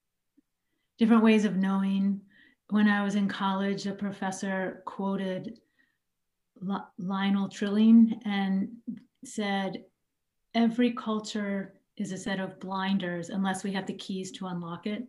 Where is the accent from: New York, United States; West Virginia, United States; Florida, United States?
West Virginia, United States; Charleston; moved away as an adult; I'm from Charleston, the capital, and grew up there.